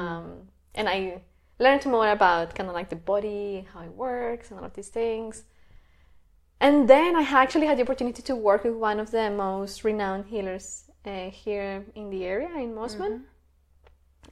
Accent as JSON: {"language": "English", "town": "Bogota", "region": "Bogotá Capital District", "country": "Colombia", "moved": "as an adult", "lives_now": "Sydney, Australia", "said": "I come from Colombia, uh, from Bogota"}